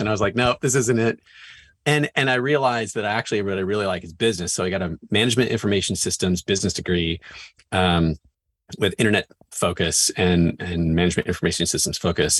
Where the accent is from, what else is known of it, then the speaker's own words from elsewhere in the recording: Northwest Washington, United States; I grew up in Northwest Washington, up and down the I five corridor